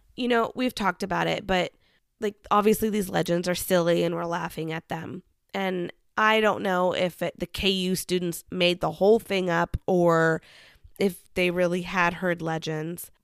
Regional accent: Kansas, United States; growing up in Kansas.

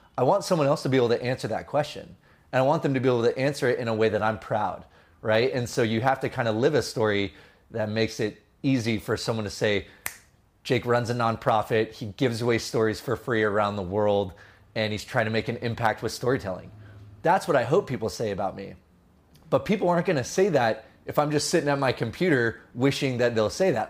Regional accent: San Jose, California, United States; also born or lived in Los Angeles; now in Sonoma County, United States; I grew up in San Jose originally.

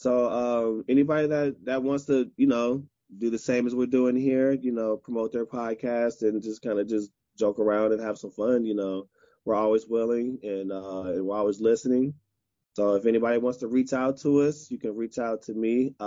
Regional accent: Chicago, Illinois, United States; I'm from Chicago

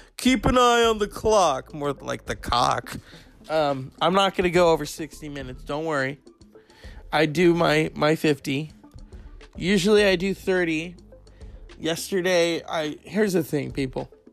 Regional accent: California, United States; I'm from California

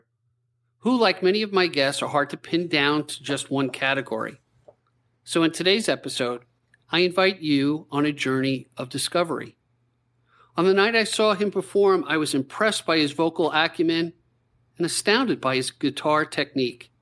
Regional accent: Babylon, New York, United States; I'm from Babylon, so I'm the South Shore guy

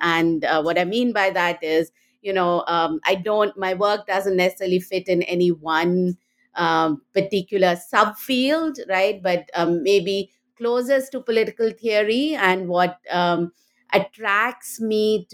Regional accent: India; moved away as an adult; also born or lived in Delhi; now in United States; I grew up in India and went to Delhi University

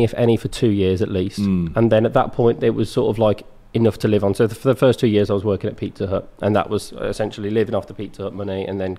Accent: Bromsgrove, West Midlands, United Kingdom; I grew up in a town called Bromsgrove, which is 20 minutes south

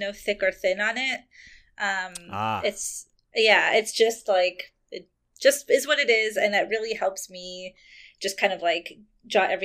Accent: Montreal, Quebec, Canada; I grew up in Montreal

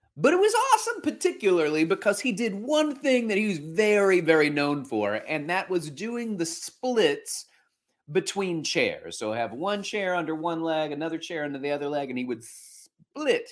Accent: Alabama, United States; moved away as an adult; now in New York City, United States; before that, I grew up in Alabama

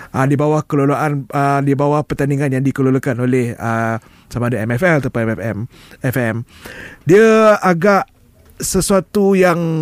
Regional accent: Malaysia; aku rakyat Malaysia Aku bangga rakyat Malaysia

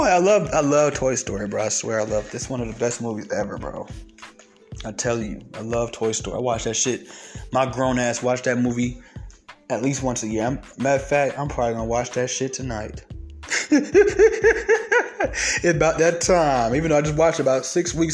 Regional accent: the South, United States; accent: southern twang; I got a little southern twang in my accent

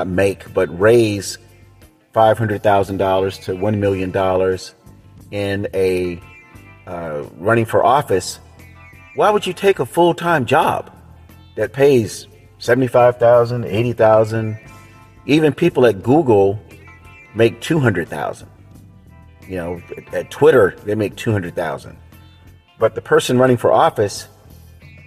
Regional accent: Tampa, Florida, United States; also born or lived in Opa-locka, Florida / Dania Beach, Florida; now in California, United States; I am a Florida native, born and raised in Florida, lived down in sunny South Florida, but was born and raised in Tampa

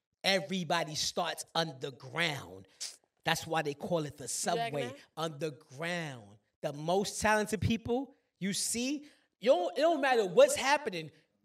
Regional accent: Brooklyn, New York, United States; Yeah, I'm from New York too. I'm from Brooklyn. I was born and raised in Brooklyn.

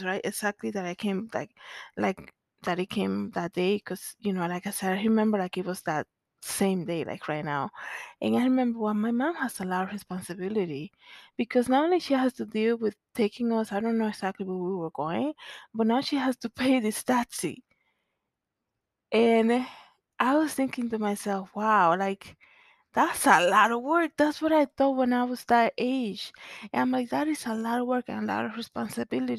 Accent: Santo Domingo, Distrito Nacional, Dominican Republic; moved away; growing up in Zona Colonial

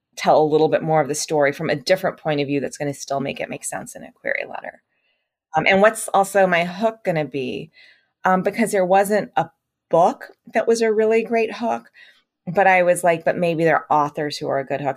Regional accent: United States; as an Indian American writer

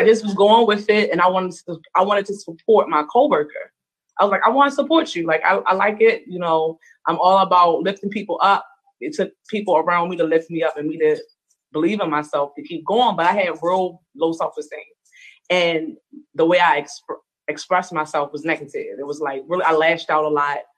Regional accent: Baltimore, Maryland, United States; also born or lived in Arizona; I am from Baltimore, Maryland. I was actually born in Arizona, um, but totally a Baltimorean, totally raised here.

